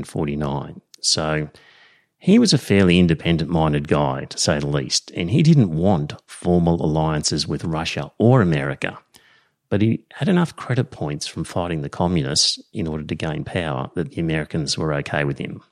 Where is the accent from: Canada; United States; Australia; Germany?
Australia; I'm Australian